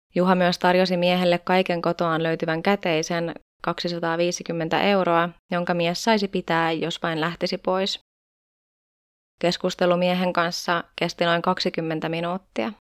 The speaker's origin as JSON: {"language": "Finnish", "town": "Tampere", "region": "Pirkanmaa", "country": "Finland", "tie": "born or raised there", "said": "täällä meikäläisen kotikonnuilla Tampereella"}